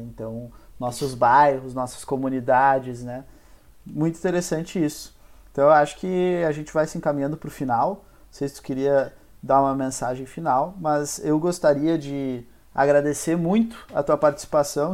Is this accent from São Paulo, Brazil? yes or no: no; Porto Alegre, Rio Grande do Sul, Brazil; also born or lived in Ipê, Rio Grande do Sul; o bairro que eu morei mais tempo aqui em Porto Alegre foi a Vila Nova.